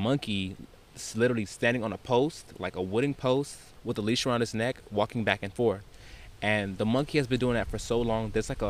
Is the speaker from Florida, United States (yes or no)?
yes; Florida, United States; we're from Florida.